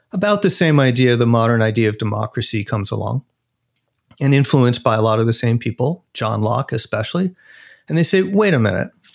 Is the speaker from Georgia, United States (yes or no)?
no; Arizona, United States; my home state, Arizona